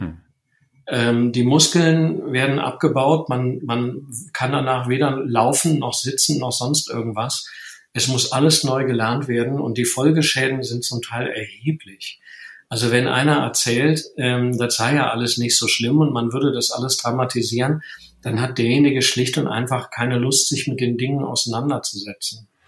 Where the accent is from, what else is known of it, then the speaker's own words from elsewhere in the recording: Rhineland, Germany; ich bin ja aus dem Rheinland